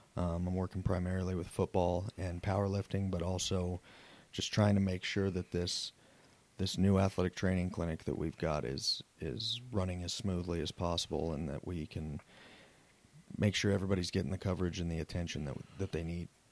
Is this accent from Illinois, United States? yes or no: no; Southeast Wyoming, Northwest Colorado, United States; moved away as an adult; I'm originally from Southeast Wyoming, Northwest Colorado, played sports all my life